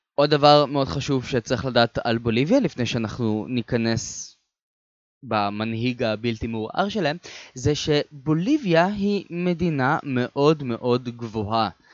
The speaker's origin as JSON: {"language": "Hebrew", "country": "Israel", "said": "אני בתור ישראלי"}